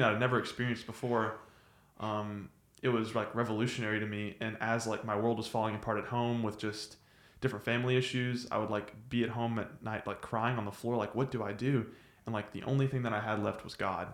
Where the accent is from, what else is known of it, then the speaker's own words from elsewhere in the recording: Nacogdoches, Texas, United States; I'm from Nacogdoches